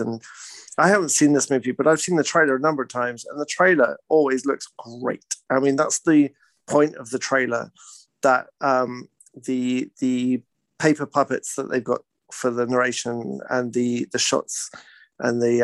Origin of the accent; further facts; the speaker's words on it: United Kingdom; now in British Columbia, Canada; I'm British.